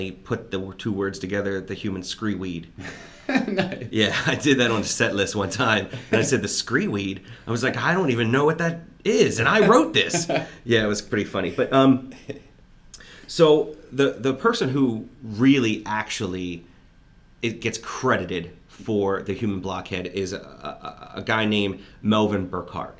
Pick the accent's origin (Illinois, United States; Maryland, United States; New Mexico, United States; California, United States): Maryland, United States; Baltimore; in Baltimore, my hometown